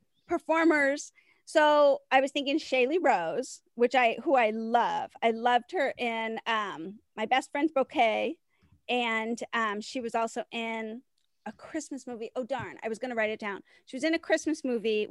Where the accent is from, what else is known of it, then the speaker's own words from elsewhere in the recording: Chicago, Illinois, United States; I'm from Chicago